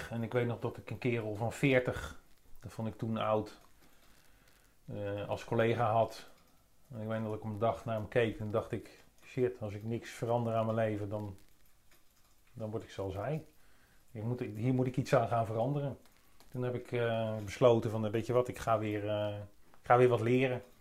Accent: Capelle aan den IJssel, South Holland, Netherlands; Capelle aan de oh, IJssel.

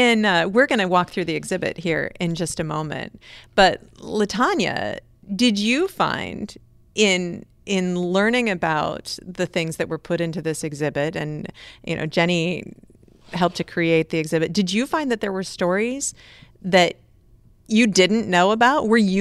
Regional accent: Cedar Falls, Iowa, United States; I grew up in Cedar Falls, Iowa.

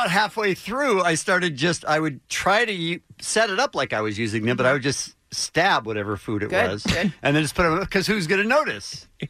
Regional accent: Phoenix, Arizona, United States; I grew up in Phoenix with a swimming pool.

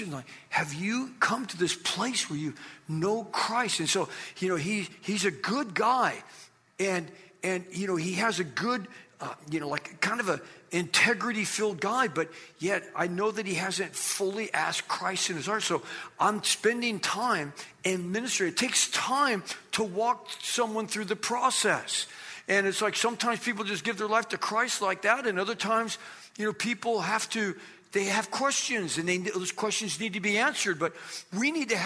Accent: Ontario, California, United States; also born or lived in Riverside, California; now in Los Angeles, United States; I lived in Riverside for multiple years. I grew up in Ontario, so I wasn't too far from here

